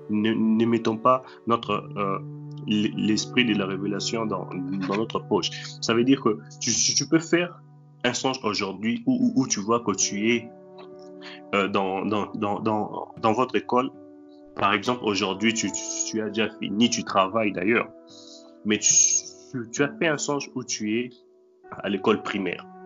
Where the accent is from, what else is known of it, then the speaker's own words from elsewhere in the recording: Matadi, Kongo Central, DR Congo; also born or lived in Kinshasa; now in Russia; la maison où, où, j'ai grandi à, à, à Matadi, alors qu'aujourd'hui je suis en, Russie